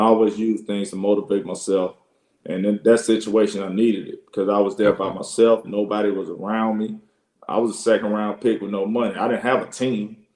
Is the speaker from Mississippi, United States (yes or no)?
yes; Jackson, Mississippi, United States; moved away as an adult; also born or lived in Alabama / Tuscaloosa, Alabama / Salt Lake City, Utah; I grew up in Mississippi, obviously, but I spent a lot of time in Alabama